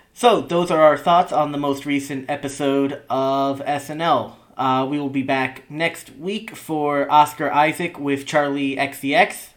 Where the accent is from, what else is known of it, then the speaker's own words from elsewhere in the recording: New York City metropolitan area, United States; growing up in the New York City metropolitan area